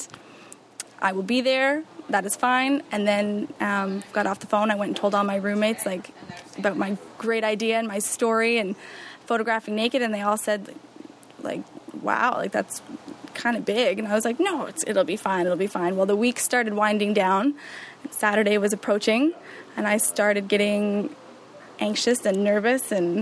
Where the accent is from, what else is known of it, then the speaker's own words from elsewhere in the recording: Saint John, New Brunswick, Canada; now in Belleville, Canada; I'm originally from St. John, New Brunswick